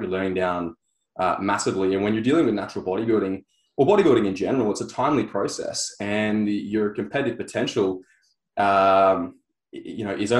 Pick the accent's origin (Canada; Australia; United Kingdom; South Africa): Australia; Sunshine Coast, Queensland; I was on the Sunshine Coast